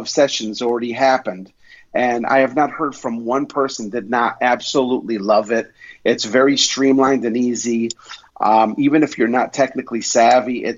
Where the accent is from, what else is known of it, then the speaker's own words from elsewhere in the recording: Utica, New York, United States; my hometown, Utica, New York